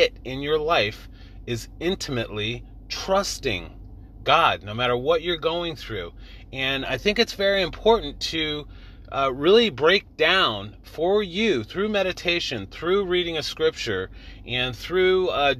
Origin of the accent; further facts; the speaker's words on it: San Jose, California, United States; I was actually born and raised in the Bay Area in San Jose, California.